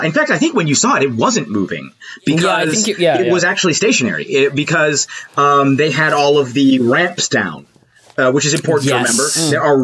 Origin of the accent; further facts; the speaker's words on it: United States; As an American